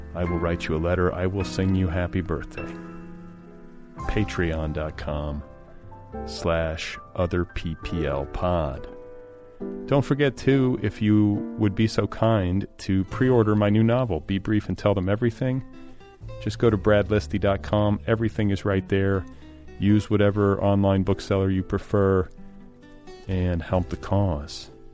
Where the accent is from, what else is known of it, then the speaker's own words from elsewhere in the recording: Milwaukee, Wisconsin, United States; also born or lived in Indianapolis, Indiana; I was born in Milwaukee, but divided my childhood between Milwaukee and Indianapolis.